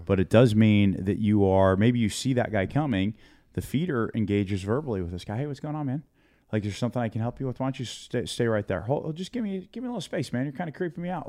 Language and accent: English; United States; I'm an American and and I'm here in my part of, of, of America